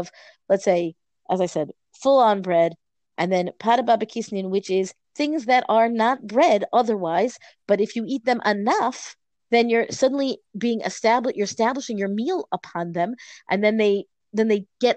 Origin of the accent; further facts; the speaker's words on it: United States; We're an American family, you know, for many generations